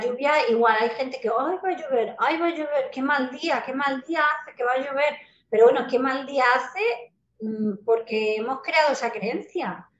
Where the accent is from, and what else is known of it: Spain; also born or lived in Mexico